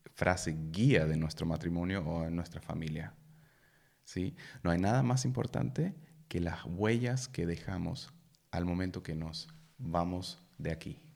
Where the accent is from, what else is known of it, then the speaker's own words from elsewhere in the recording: Germany; Spanish is a second language; moved away as an adult; also born or lived in Peru; soy alemán, em, tengo 36 años